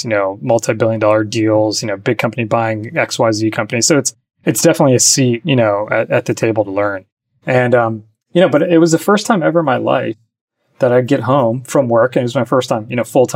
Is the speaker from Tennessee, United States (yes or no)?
no; New Jersey, United States; moved away as an adult; also born or lived in Michigan / New York City; I grew up in New Jersey